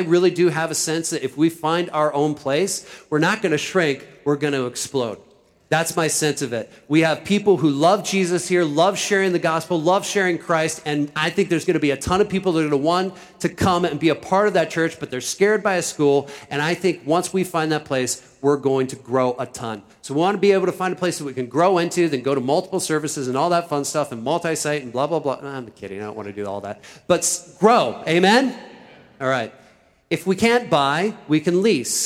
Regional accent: Iowa, United States; now in Philadelphia, United States; I am from Iowa.

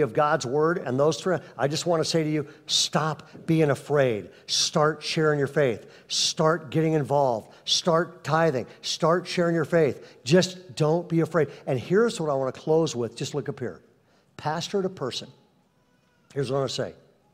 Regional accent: Bay Area, California, United States; moved away as an adult; now in Sacramento area, United States; We're from the Bay Area. We had kept our home in the Bay Area. We were moving back.

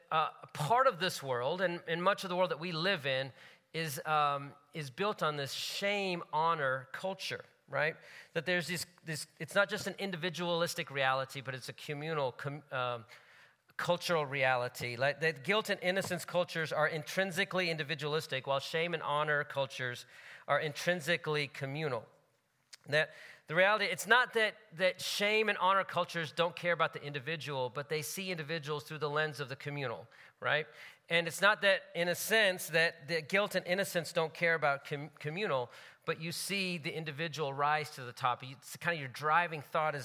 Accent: United States; My parents are from India. They grew up in India. I grew up in the States, my family

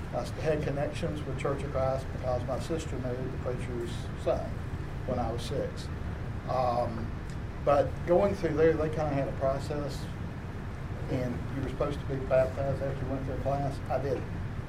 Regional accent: Tennessee, United States; Well, I'm a lifelong Tennessean. My hometown has 2 traffic lights that are about 150 feet apart.

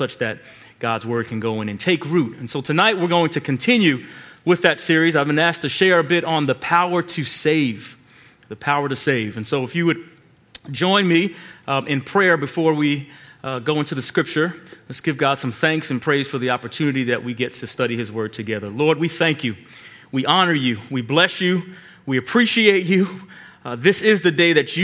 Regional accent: Long Island, New York, United States; moved away; I grew up in Long Island

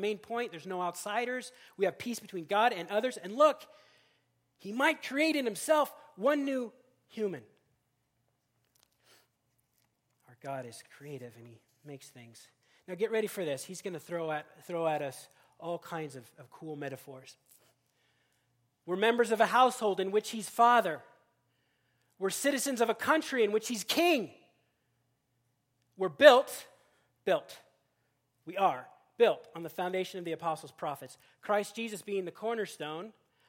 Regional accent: Seattle, Washington, United States; also born or lived in Kansas; I came most recently from Kansas, but of course I'm from Seattle, did some seminary in Boston, so I'm just like a mutt, okay?

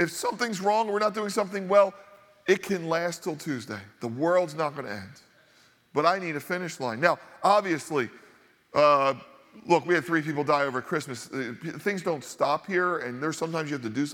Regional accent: Northeast, United States; growing up in the Northeast, a highly Catholic area

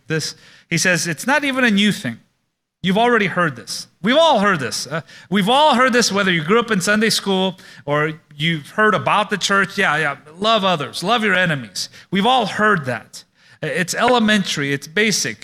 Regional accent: Oakland, California, United States; I grew up in Oakland

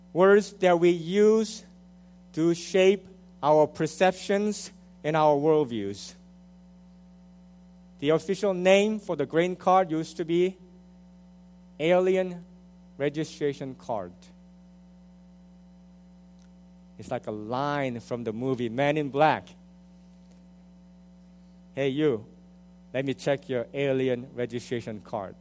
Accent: South Korea; now in United States; I was born in South Korea, so that makes me a first-gen immigrant.

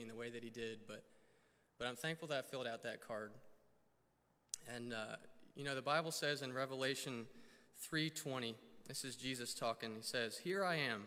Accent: Weddington, North Carolina, United States; also born or lived in Florida; I was actually born in Florida, moved up to North Carolina when I was 4. I claim North Carolina as my home state, even though technically it's not. But I grew up in Weddington, which is a little south of Charlotte

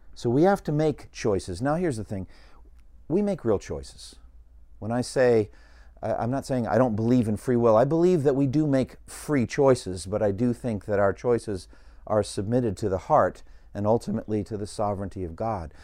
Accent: Boston, Massachusetts, United States; I grew up in Boston

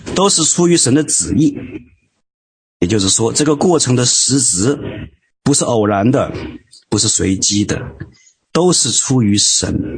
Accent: Hubei, China; 我们都是湖北人

